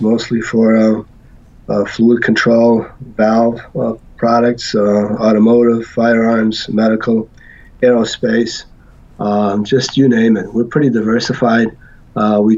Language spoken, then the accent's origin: English; Portugal; moved away; So I was born in Portugal, yes. And we immigrated here in 1967.